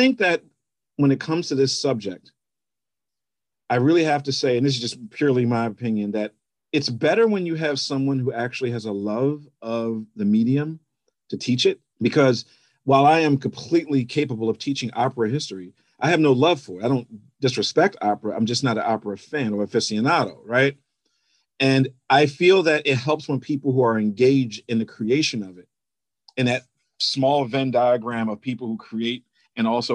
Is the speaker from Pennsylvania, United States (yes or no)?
no; Baltimore, Maryland, United States; moved away as an adult; also born or lived in New York City / Ithaca / Boston; now in Los Angeles, United States; Growing up in Maryland